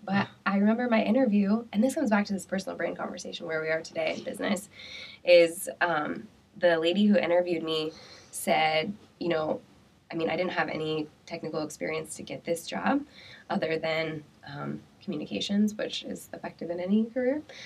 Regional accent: Pella, Iowa, United States; now in Des Moines, United States; I'm from Pella

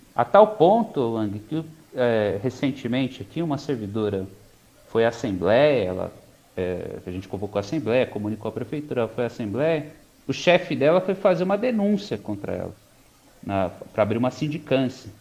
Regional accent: Mogi das Cruzes, São Paulo, Brazil; also born or lived in Poá; eu nasci em Mogi, passei hum. boa parte da minha vida lá

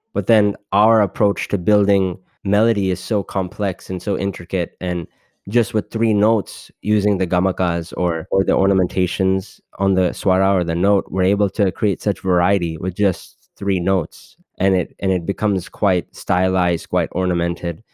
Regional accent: Los Angeles, California, United States; being born and brought up in Los Angeles

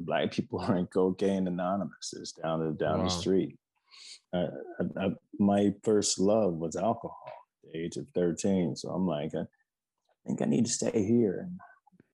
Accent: the South, United States; I'm from the South. You know, I grew up during segregation

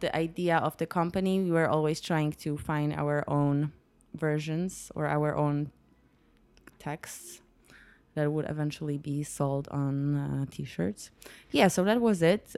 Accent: Poznań, Greater Poland, Poland; also born or lived in New York; I'm from Poland. I was born and raised in Poland.

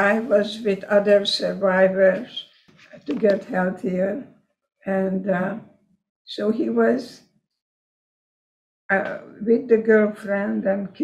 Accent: Košice, Košice Region, Slovakia; first language Hungarian; English is a second language; moved away as an adult; it was Czechoslovakia at that time, called Košice now, Kassa, Hungary, when I lived there

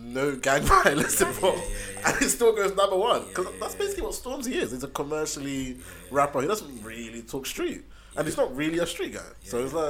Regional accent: Somerset, South West England, United Kingdom; also born or lived in Bristol / Sweden; I'm basically from Somerset

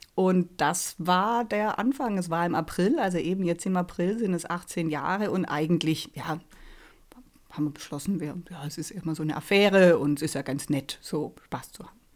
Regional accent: near Reutlingen, Baden-Württemberg, Germany; also born or lived in Karlsruhe; ich komme hier aus der Nähe von Reutlingen äh, mich persönlich hat es dann doch irgendwie wieder nach Hause gezogen.

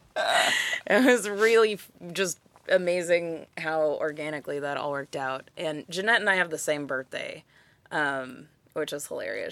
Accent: Kansas City, Kansas, United States; also born or lived in Santa Barbara, California / Albuquerque, New Mexico / Prairie Village, Kansas / Leawood, Kansas; We moved here when I was, like, a month from turning seven

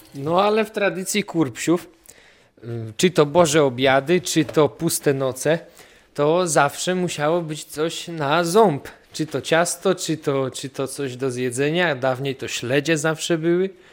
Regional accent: Kurpie, Poland; u nas na Kurpiach

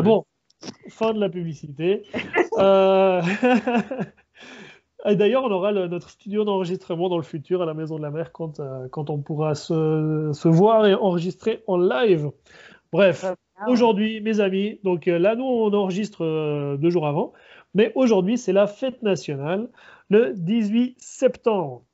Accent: Switzerland; now in Chile; je suis d'origine chilienne, mais je, suis né, j'ai grandi en Suisse.

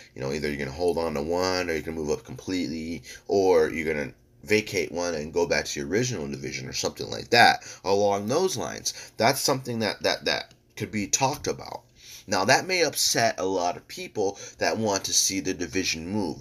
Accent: United States; as American people

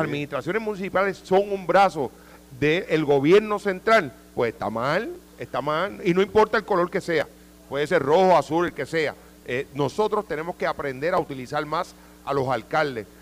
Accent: Jayuya, Puerto Rico; yo soy natural de Jayuya

